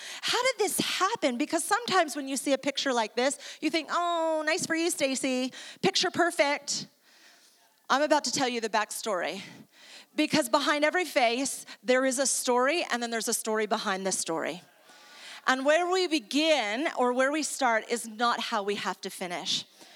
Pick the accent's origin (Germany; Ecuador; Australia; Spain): Ecuador; also born or lived in New York, United States; I am originally from New York, I'm Italian and Jewish, and I moved to South America in Ecuador, donde yo hablo español también.